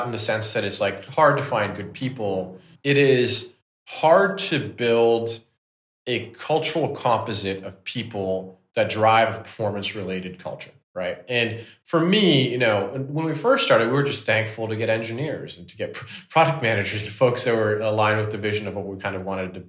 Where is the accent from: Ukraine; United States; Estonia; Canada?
Canada; I'm Canadian